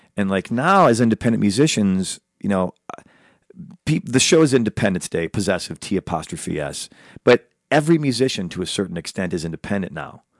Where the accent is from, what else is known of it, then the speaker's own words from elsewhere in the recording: Chicago, Illinois, United States; now in Los Angeles, United States; he's also from my hometown, Chicago